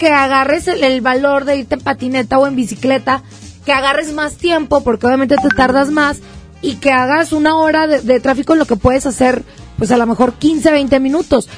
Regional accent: Mexico; como somos los mexicanos

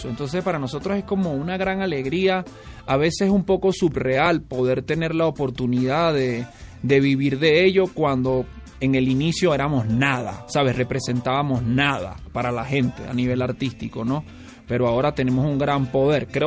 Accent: Caracas, Capital District, Venezuela; now in Mexico City, Mexico; eres originario de Caracas, Venezuela. Sí, sí, de, una ciudad que convulsiona todos los días, igual que la Ciudad de México, con unas grandes semblanzas a esta ciudad. Creo que esa es la razón por la que habito aquí, porque me siento cómodo en las capitales agitadas

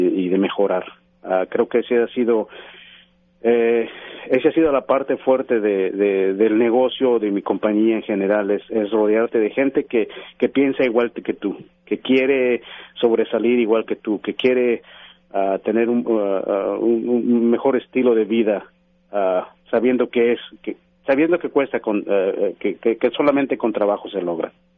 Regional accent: Mexico City, Mexico; moved away as an adult; now in United States; yo soy originario de la Ciudad de México, mi mamá es originaria de, Oaxaca y mi papá es originario de Guanajuato. Yo nazco en México, eh, voy a la escuela, me graduó

